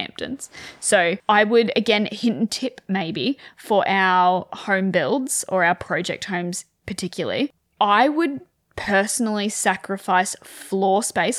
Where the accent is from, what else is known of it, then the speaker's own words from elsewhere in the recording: Wagga Wagga, New South Wales, Australia; I grew up in Wagga, freezing cold